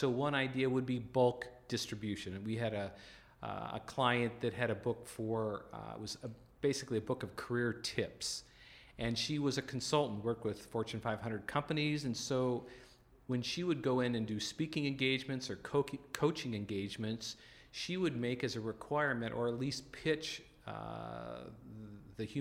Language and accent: English; North Dakota, United States; I grew up in the North Dakota Plains